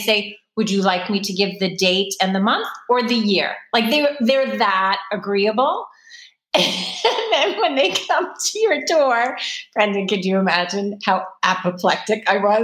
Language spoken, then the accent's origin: English; New York, United States; accent: Brooklyn; finally the Brooklyn came out before I could help myself.